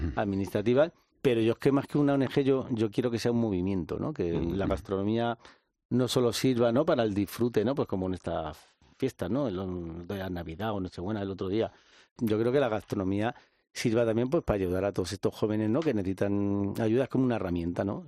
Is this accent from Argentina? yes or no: no; Madrid, Community of Madrid, Spain; soy un joven de Vallecas